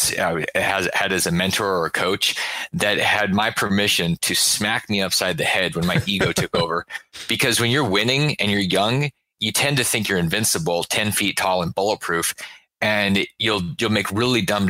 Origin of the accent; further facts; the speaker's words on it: Alaska, United States; I grew up in Alaska